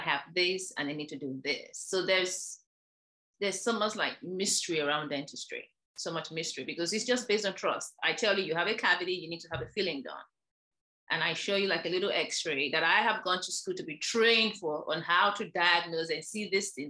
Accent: Nigeria; moved away as an adult; also born or lived in Ireland / New York, United States; now in Virginia, United States; I'm originally from Nigeria, where I trained as a dentist.

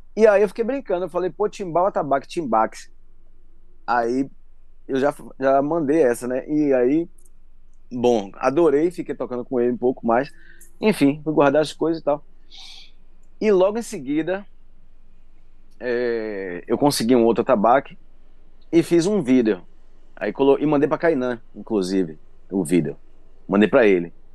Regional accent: Salvador, Bahia, Brazil; eu nasci ali no Pelourinho. E minha mãe era amiga, minha avó era amiga dele também, todo mundo ali da comunidade

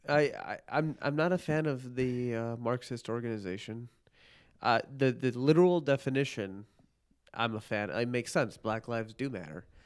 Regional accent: northern Illinois suburbs, United States; also born or lived in Park Ridge, Illinois / Chicago; I was born in Park Ridge, Illinois

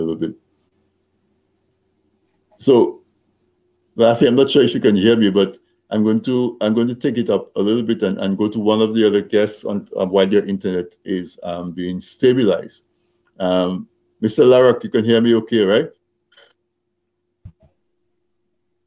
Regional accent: Castle Bruce, Saint David Parish, Dominica; I grew up in Castle Bruce

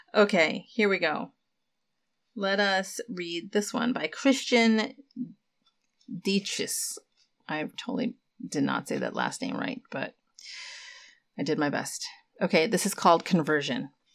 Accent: United States; for those of us who have immigrant parents and were born here, born and raised in the States

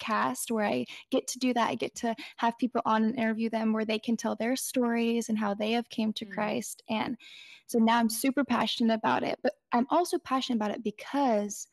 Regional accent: Northern California, United States; I'm from Northern California. I've grown up pretty much in where I live. I was born in this county.

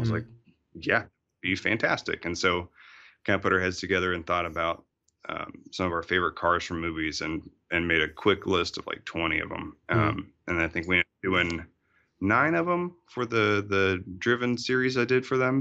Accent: Fayetteville, Arkansas, United States; moved away; also born or lived in Austria; I grew up in uh, Fayetteville, Arkansas

